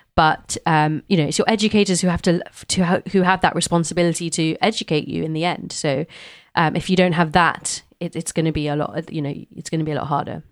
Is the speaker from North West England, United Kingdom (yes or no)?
no; London, United Kingdom; growing up in London